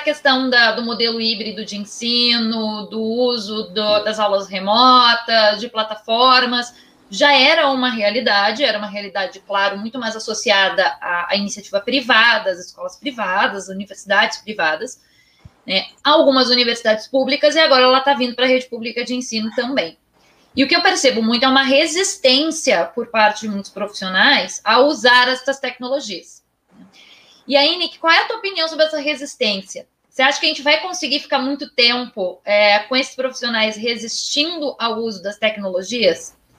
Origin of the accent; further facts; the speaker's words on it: Rio Grande do Sul, Brazil; sou do Rio Grande do Sul